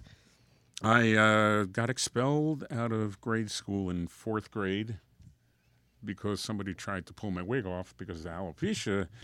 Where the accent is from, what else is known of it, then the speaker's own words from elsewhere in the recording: Union Township, New Jersey, United States; accent: Guido; I grew up in Union Township, which is up north. That's where I got my Guido accent from